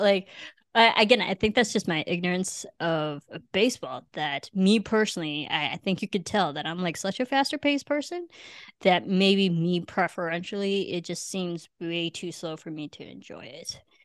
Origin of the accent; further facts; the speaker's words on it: Illinois, United States; also born or lived in Cebu, Philippines / Manila, Philippines; now in Los Angeles, United States; I came from Illinois